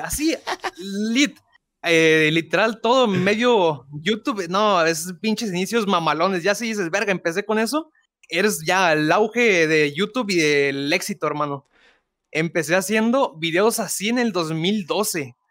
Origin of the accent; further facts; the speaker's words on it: Guadalupe, Nuevo León, Mexico; soy nacido en Guadalupe, Nuevo León, México. Este, toda mi vida de aquí y yo creo que para siempre, ¿eh?